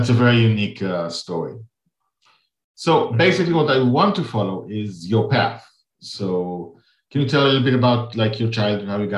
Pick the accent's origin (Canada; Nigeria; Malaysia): Nigeria; I'm from Nigeria